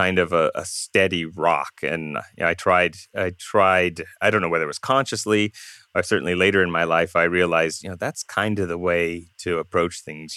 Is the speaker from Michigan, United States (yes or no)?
no; Southern California, United States; also born or lived in Iowa City, Iowa; growing up in Southern California